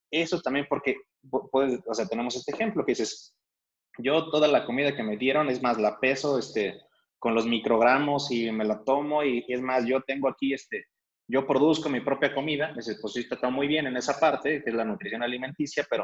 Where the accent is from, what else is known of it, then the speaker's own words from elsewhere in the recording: Mexico; Y, ellos como que normalmente aquí, alguien como mexicano, los generales, digo de nuevo, es como que vemos que el vino tinto es algo caro, ¿no?